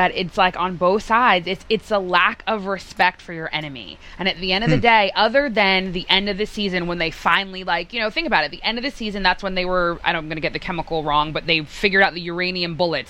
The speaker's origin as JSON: {"language": "English", "town": "Boston", "region": "Massachusetts", "country": "United States", "said": "Well, ironically, I am from Boston, and I don't have an accent."}